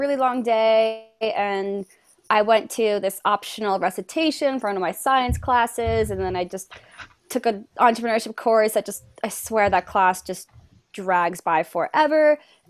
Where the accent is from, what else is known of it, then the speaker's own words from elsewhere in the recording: Connecticut, United States; moved away as an adult; also born or lived in upstate New York; I'm from Connecticut and I go to school in upstate New York